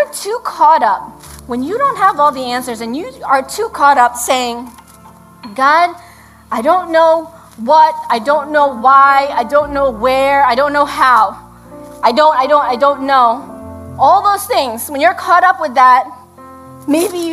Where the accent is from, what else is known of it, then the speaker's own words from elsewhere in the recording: New York City, New York, United States; now in Hudson Valley, United States; We grew up in the Bronx